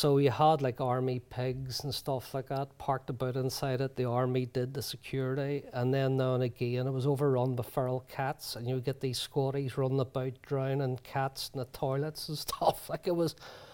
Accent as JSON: {"language": "English", "town": "Belfast", "region": "Northern Ireland", "country": "United Kingdom", "tie": "born or raised there", "said": "growing up in Ballysillan, which where paramilitaries are very strong"}